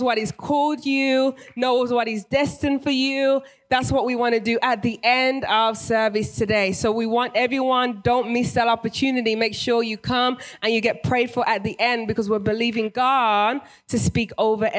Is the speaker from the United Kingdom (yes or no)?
yes; England, United Kingdom; moved away as an adult; now in United States; I'm originally British, born and raised